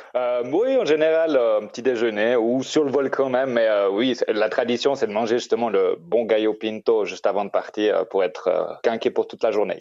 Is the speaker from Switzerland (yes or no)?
yes; Switzerland; moved away as an adult; now in Costa Rica; j'ai grandi en Suisse